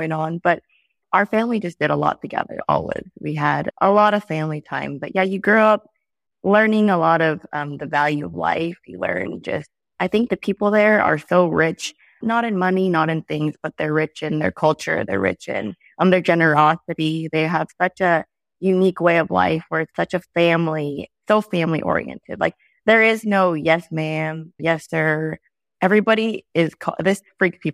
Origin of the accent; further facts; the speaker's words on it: Holualoa, Hawaii, United States; moved away as an adult; now in California, United States; So I grew up in Hawaii on the Big Island on the Kona side in a small town called Hulualoa.